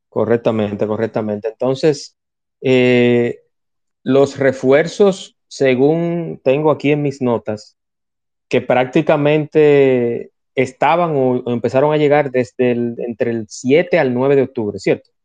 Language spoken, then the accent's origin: Spanish; Dominican Republic